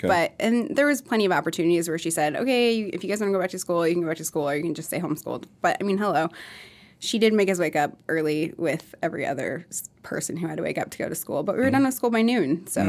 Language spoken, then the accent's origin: English; Mankato, Minnesota, United States; born there; also born or lived in Iowa; Okay, so I was born in Mankato, actually.